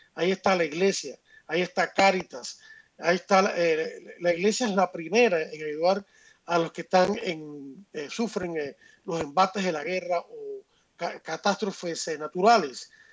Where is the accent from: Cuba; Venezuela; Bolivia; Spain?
Cuba; now in Miami, United States; yo soy cubano y tengo sangre, eh, y tengo sangre eh, afrocubana